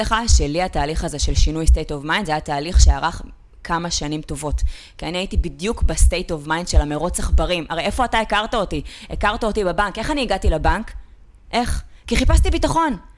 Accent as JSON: {"language": "Hebrew", "town": "Ramat Gan", "region": "Tel Aviv District", "country": "Israel", "tie": "born or raised there", "said": "נולדתי בפאקינג רמת עמידר ברמת גן"}